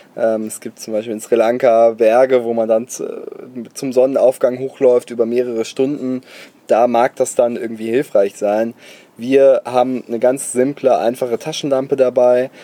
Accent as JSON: {"language": "German", "town": "Bonn", "region": "North Rhine-Westphalia", "country": "Germany", "said": "ich komme aus Bonn, da kommt Haribo her"}